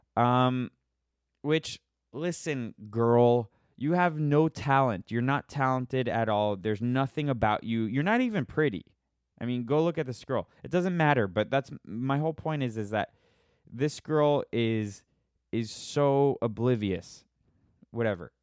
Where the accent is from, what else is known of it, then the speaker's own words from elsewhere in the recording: Florida, United States; now in Los Angeles, United States; I'm from Florida and I moved to, to Los Angeles.